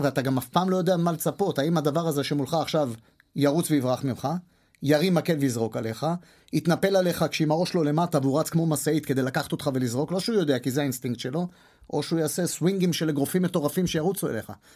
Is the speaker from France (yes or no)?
no; Holon, Tel Aviv District, Israel; בבית ספר השני שהייתי בו, זה היה בתל גיבורים, מקיף תל גיבורים בחולון